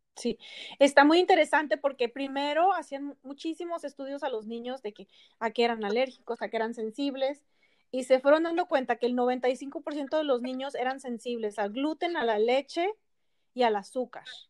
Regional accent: Ensenada, Baja California, Mexico; now in Chula Vista, United States; yo soy de Ensenada, originaria, y mi esposo también, y vivimos aquí en Chulavista

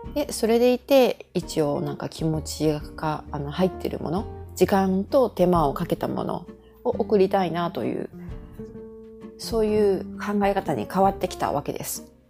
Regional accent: Japan; moved away as an adult; now in Canada; 私は日本に生まれてそういう意味ではラッキーだったんですけどこのカナダという移民大国に住んでる

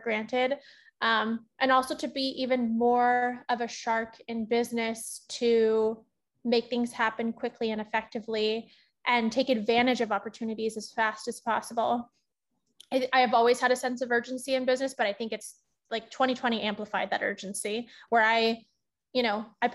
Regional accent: Northern California, United States; moved away as an adult; also born or lived in Los Angeles; my hometown at my parents' restaurant back in NorCal

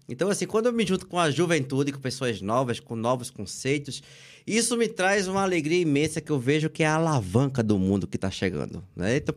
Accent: Limoeiro, Pernambuco, Brazil; Nasci em Limoeiro, sou aqui, de, de, desse becinho daqui. Nasci aqui na Serra de Limoeiro, é, com os pezinhos assim bem no chão e construí a vida realmente fora daqui.

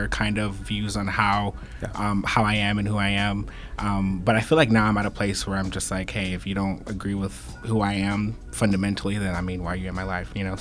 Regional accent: Wichita, Kansas, United States; I'm from Wichita, Kansas, born and raised

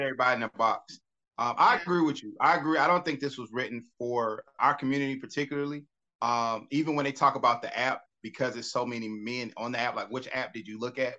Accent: Atlanta, Georgia, United States; I grew up here. I'm from Atlanta.

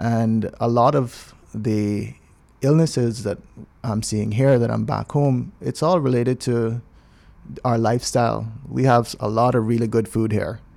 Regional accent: Cayman Islands; also born or lived in Grenada / New York City; I'm from Cayman.

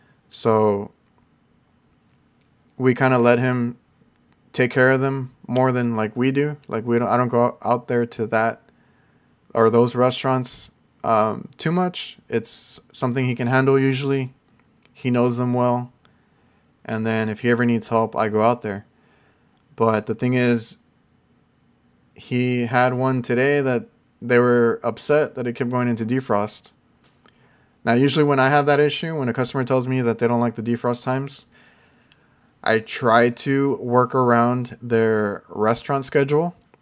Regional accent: McAllen, Texas, United States; I'm from McAllen. I think people know McAllen, Texas. So, South Texas, but like all the way down.

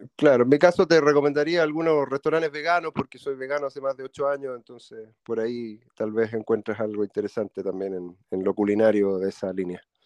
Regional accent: Santiago, Santiago Metropolitan Region, Chile; somos de Santiago de Chile, ambos nacidos en Santiago de Chile.

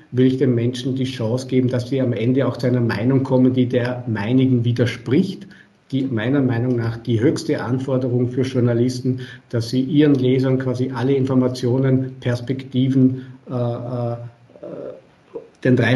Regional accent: Vorarlberg, Austria; Äh, ich bin Vorarlberger, Sie haben es erwähnt bei Ihrer, bei Ihrer Einleitung und Begrüßung.

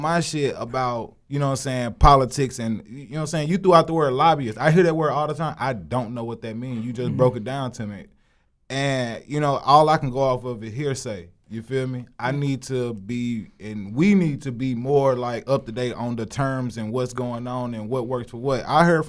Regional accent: Monroe, Louisiana, United States; moved away as an adult; also born or lived in Hammond, Louisiana; I'm from Louisiana, man. I'm from Louisiana. I'm from Monroe, Louisiana, the bottom.

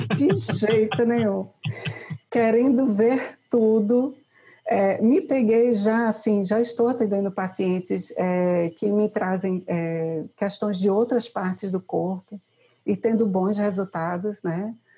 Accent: Recife, Pernambuco, Brazil; sou de Recife

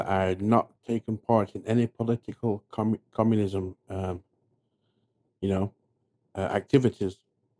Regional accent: England, United Kingdom; now in United States; I'm from England. And when I came to America

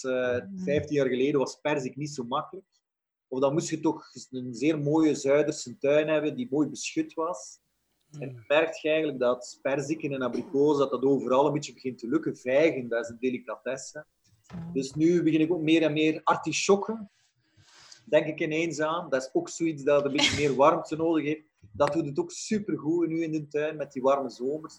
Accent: Flanders, Belgium; in Vlaanderen, in onze streken

